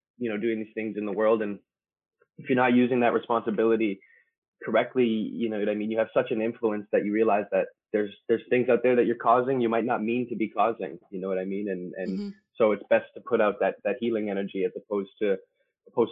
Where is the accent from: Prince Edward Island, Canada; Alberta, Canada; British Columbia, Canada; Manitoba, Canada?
Manitoba, Canada; Winnipeg; I'm from Winnipeg, Manitoba, here in Canada.